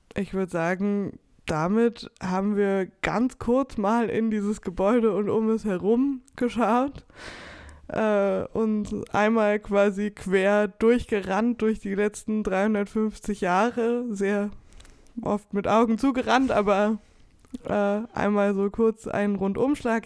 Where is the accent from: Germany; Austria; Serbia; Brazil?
Germany; Weimar, Thuringia; ich bin in Weimar aufgewachsen